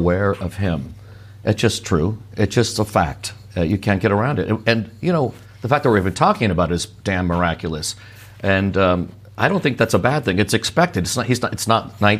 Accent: Sierra Madre, California, United States; my local library where I grew up in Sierra Madre

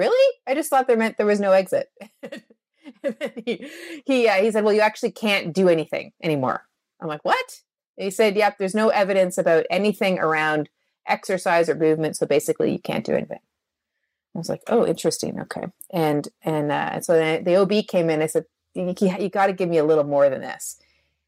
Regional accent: Canada; I'm a Canadian.

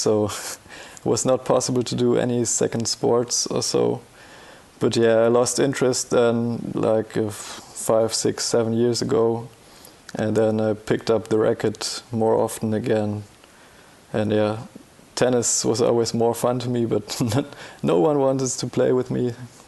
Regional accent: Bavaria, Germany; I'm from Bavaria in Germany

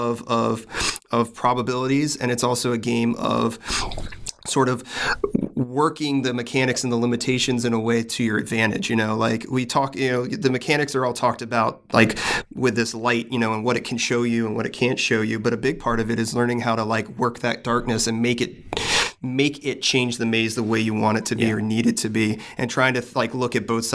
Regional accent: the South, United States; I'm from the South

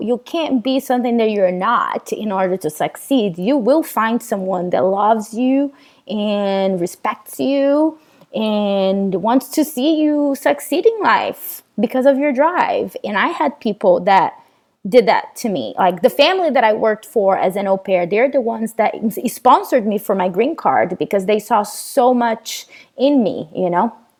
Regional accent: Goiânia, Goiás, Brazil; English is a second language; moved away as an adult; also born or lived in Sweden; now in Los Angeles, United States; when I was uh, a little girl growing up in Brazil

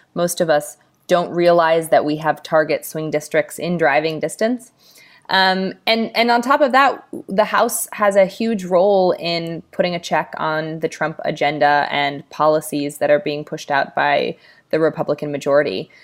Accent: Los Angeles, California, United States; my hometown in Los Angeles, California

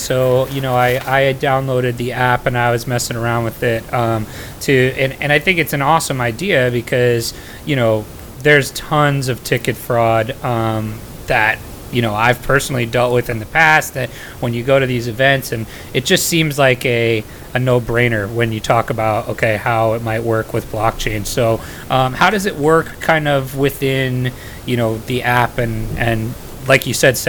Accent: New Jersey, United States; oh, nice. Represent. I'm from New

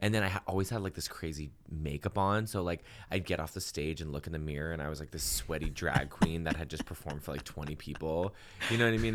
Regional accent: Massachusetts, United States; now in Los Angeles, United States; growing up in Massachusetts

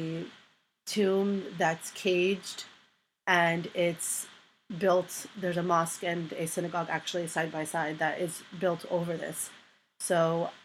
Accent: United States; also born or lived in Palestine; I spent most of my life as an American citizen living here

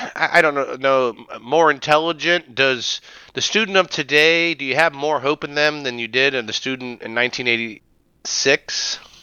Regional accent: Springfield, Ohio, United States; I grew up in Ohio and Springfield, Ohio

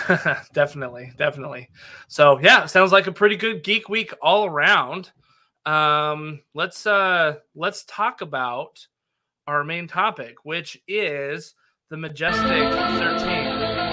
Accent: Nevada, United States; I grew up in Nevada that's where uh, my stomping grounds were

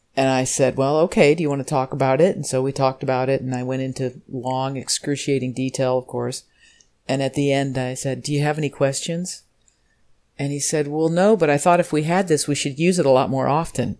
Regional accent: Normal, Illinois, United States; So I'm from Normal, Illinois. It's a real town.

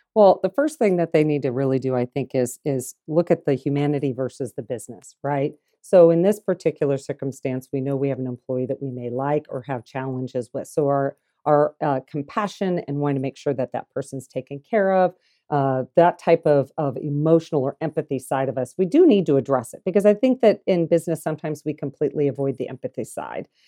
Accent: Des Moines, Iowa, United States; moved away as an adult; now in Kansas City, United States; growing up in Iowa, in the city, Des Moines

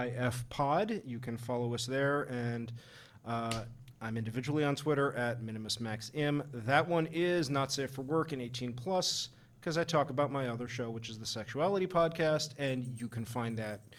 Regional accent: Long Island, New York, United States; I'm from Long Island, and I grew up with every douchebag like that.

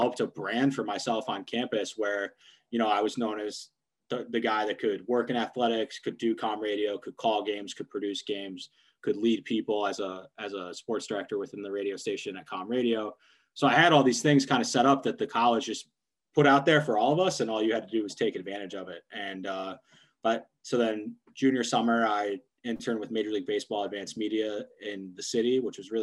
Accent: Michigan, United States; moved away as an adult; also born or lived in Pennsylvania; I'm from Michigan, grew up a Michigan fan

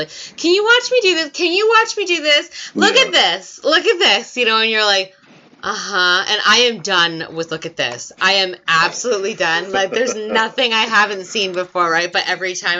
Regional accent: United States; also born or lived in Australia; now in Connecticut, United States; I'm fucking American

